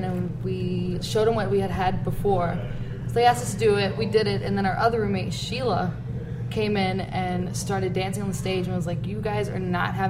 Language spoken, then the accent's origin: English; Shreveport, Louisiana, United States; now in New Orleans, United States; I grew up in Shreveport.